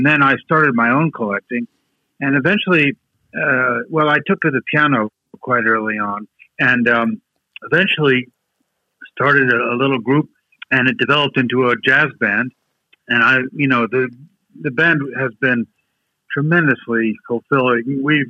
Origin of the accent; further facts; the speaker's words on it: Paris, Île-de-France, France; also born or lived in Aix-en-Provence, France; now in United States; I grew up in France. I haven't actually lived anywhere else except the U.S., but I've traveled extensively. But I grew up in Paris and worked in Aix-en-Provence for over a decade.